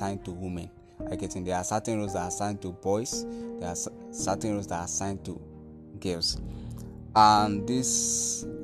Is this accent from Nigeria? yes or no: yes; Nigeria; I'm from Nigeria